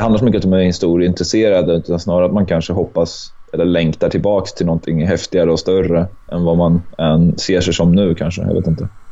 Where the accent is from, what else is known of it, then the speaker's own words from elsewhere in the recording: Örebro, Örebro County, Sweden; moved away as an adult; also born or lived in Hamburg, Germany; now in Gothenburg, Sweden; jag är född i Hamburg. Men jag är uppvuxen i Örebro